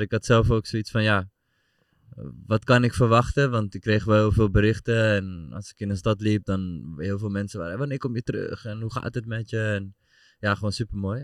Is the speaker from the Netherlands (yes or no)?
yes; Amsterdam, North Holland, Netherlands; moved away as an adult; now in Deventer, Netherlands; ik kom uit Amsterdam natuurlijk oorspronkelijk.